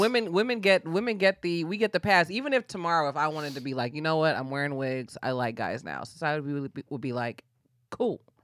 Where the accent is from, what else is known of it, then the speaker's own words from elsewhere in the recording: Bay Area, California, United States; moved away as an adult; also born or lived in Atlanta; now in Los Angeles, United States; I grew up in the Bay Area, um, kinda like Bay Area, Napa Valley border